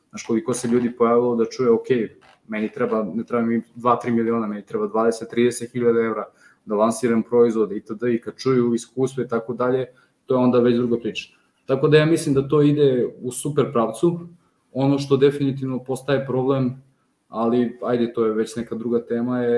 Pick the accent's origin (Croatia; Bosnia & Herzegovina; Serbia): Serbia; Šabac, Mačva District; moved away as an adult; now in Niš, Serbia; ja sam rodom iz Šapca, znači ja nisam rođen Nišlija, možda se i čuje, Ovaj, mada ja niški akcent više sad upotrebljam